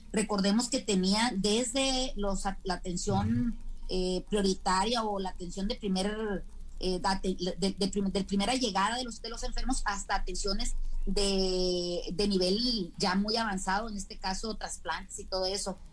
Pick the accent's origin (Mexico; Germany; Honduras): Mexico